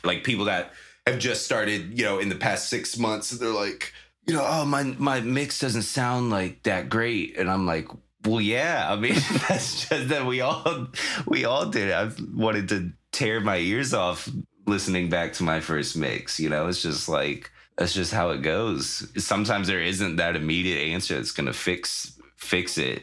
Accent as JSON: {"language": "English", "region": "Virginia", "country": "United States", "tie": "born or raised there", "said": "I grew up in Virginia"}